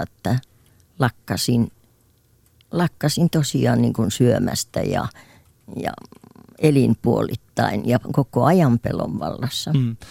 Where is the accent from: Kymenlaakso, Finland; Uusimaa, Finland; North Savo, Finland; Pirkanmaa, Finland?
Kymenlaakso, Finland; Kotka; also born or lived in Sweden; kun mä kotoisin Kotkan läheltä Kymissä asuttiin